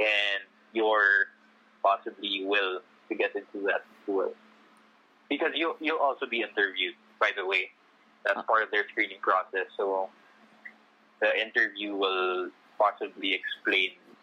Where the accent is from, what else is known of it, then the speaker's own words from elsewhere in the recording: Makati, Metro Manila, Philippines; Manila residents like me, I came from Metro Manila. I live in Makati.